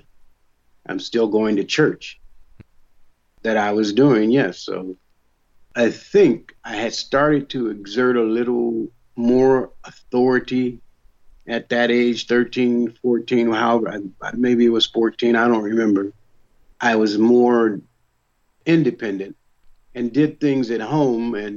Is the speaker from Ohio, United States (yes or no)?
yes; Dayton, Ohio, United States; I grew up in Dayton, Ohio